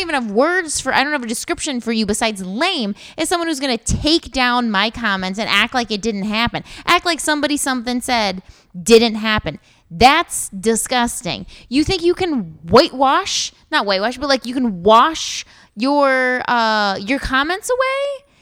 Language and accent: English; Columbus, Ohio, United States; I'm from Columbus